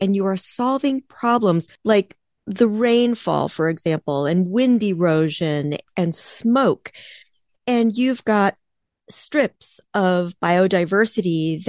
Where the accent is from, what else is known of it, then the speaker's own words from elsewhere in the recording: East Coast, United States; now in Midwest, United States; I am based in the Midwest, I grew up on the East Coast